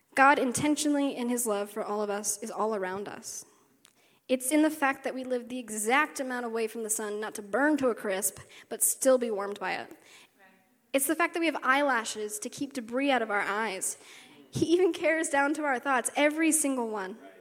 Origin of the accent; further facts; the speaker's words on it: West Virginia, United States; moved away; I grew up in the South, grew up in West Virginia for like 10 years.